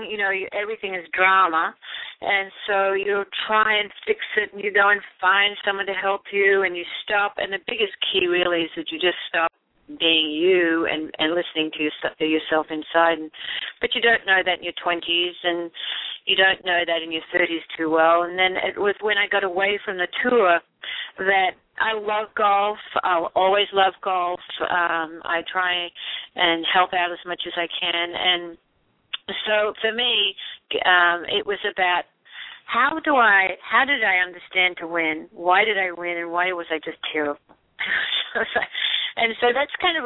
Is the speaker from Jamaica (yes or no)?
no; Australia; now in Arizona, United States; I grew up in Aussie